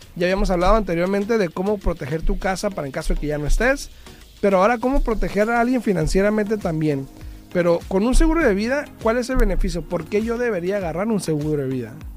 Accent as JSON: {"language": "Spanish", "country": "Mexico", "tie": "born or raised there", "moved": "yes", "said": "yo soy mexicano, tú también. En mi cultura, porque yo crecí allá"}